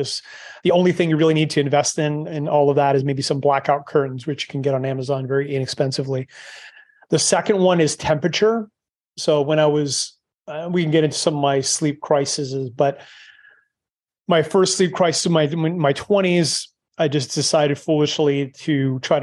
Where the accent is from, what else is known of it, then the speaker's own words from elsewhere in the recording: Canada; moved away; I'm Canadian, but obviously I left a long time ago